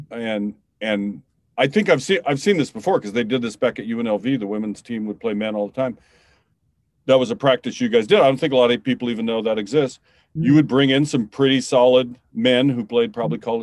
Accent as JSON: {"language": "English", "town": "Seattle", "region": "Washington", "country": "United States", "said": "We're from Seattle, and Sue Bird's fucking awesome."}